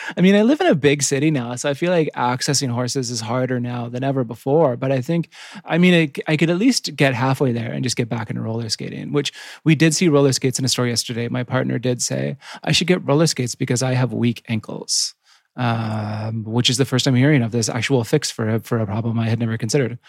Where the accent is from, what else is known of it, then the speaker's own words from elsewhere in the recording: Yukon, Canada; I grew up in the Yukon, which is right next to Alaska